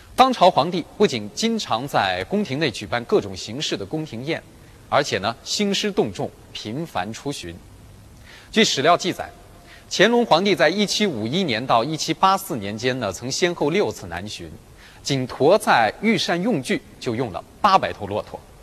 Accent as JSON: {"language": "Chinese", "country": "China", "said": "我们中国人"}